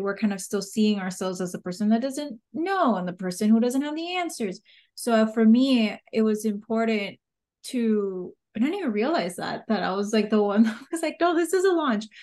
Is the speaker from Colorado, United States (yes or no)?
no; Miami, Florida, United States; accent: Miami; my Miami accent